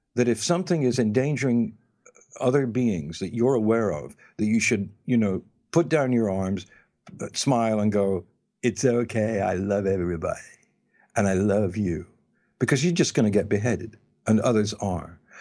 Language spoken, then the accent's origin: English; England, United Kingdom; moved away; when I was living in England, growing up in England